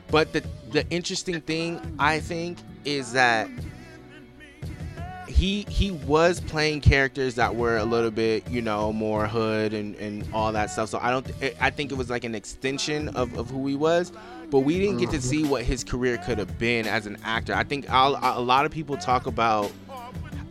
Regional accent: Los Angeles, California, United States; I'm from the West Coast. I'm from Los Angeles

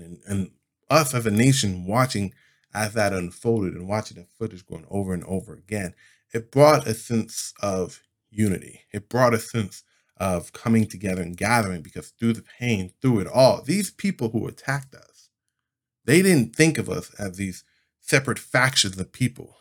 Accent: United States

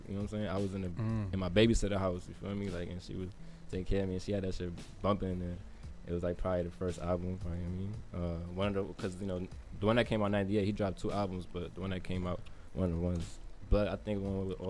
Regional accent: Jersey City, New Jersey, United States; moved away; also born or lived in Clifton, New Jersey / Paterson, New Jersey; I grew up on Pine and Whiting, but I moved in 2001.

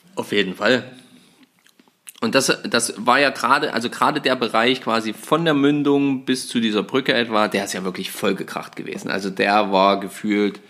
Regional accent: Saxony-Anhalt, Germany; bei uns in Sachsen-Anhalt

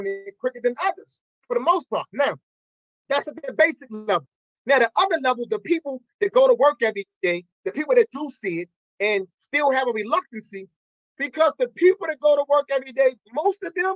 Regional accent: Baltimore, Maryland, United States; In the lower part of Park Heights, I'm talking about from Cold Spring all the way down to Park Circle, Reisterstown Road to Green Spring Avenue. That's a huge area. Yeah. There is not a single school. Dr. Martin Luther King, the school I went to, is closed down

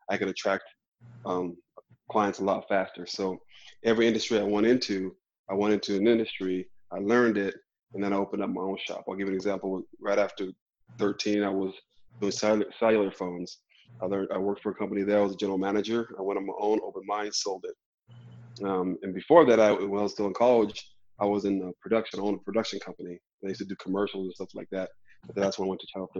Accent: New Mexico, United States; also born or lived in Albuquerque, New Mexico; I'm a native from New Mexico, born and raised in Albuquerque, raised in northern New Mexico in the mountains

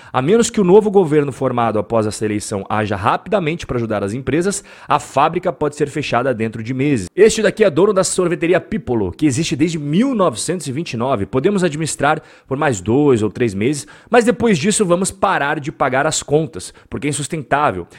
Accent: Brazil; Nós que somos brasileiros

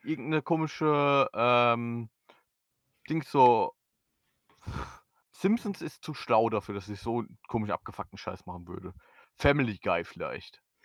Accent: Germany; als Deutscher, der kein Tür äh, Türkisch kann

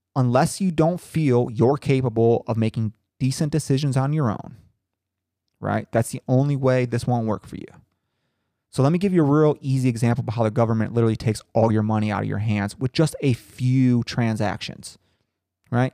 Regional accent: Howard, Indiana, United States; my hometown of Howard, Indiana

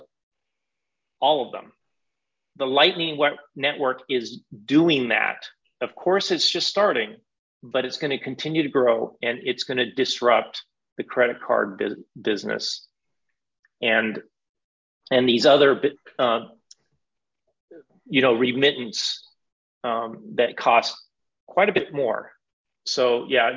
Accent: United States; I'm from the United States

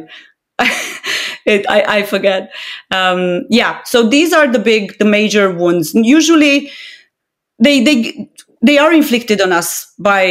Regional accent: Romania; moved away; I'm Romanian of origin

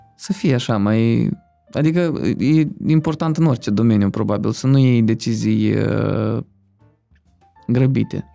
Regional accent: Moldova; băiețan de, din Republica Moldova

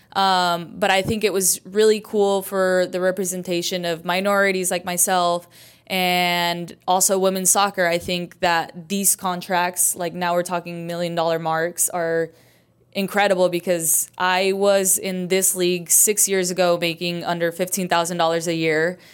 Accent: Idaho, United States; moved away as an adult; also born or lived in Chicago / Mexico; now in Houston, United States; I grew up in Idaho.

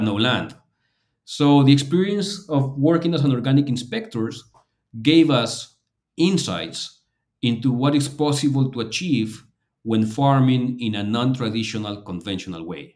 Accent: Lima, Peru; here in Lima, Peru, in my hometown

